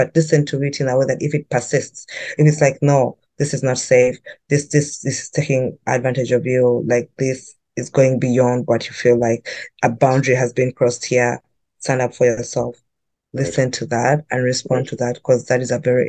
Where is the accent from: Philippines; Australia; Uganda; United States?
Uganda; moved away as an adult; now in Vancouver, Canada; I grew up in Uganda